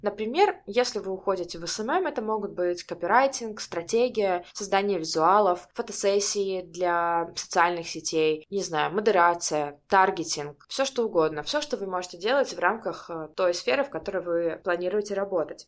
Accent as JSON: {"language": "Russian", "town": "Barysaw", "region": "Minsk Region", "country": "Belarus", "said": "я из Борисова"}